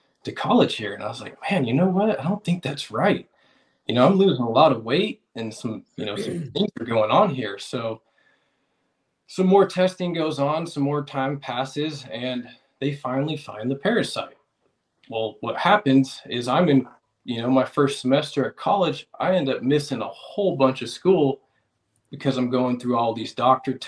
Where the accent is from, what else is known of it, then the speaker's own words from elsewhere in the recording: Vacaville, California, United States; I'm from Vacaville, California